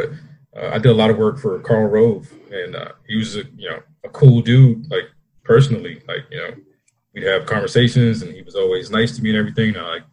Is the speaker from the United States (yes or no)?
yes; Washington, District of Columbia, United States; moved away as an adult; now in Austin, United States; I'm originally from Washington, D.C.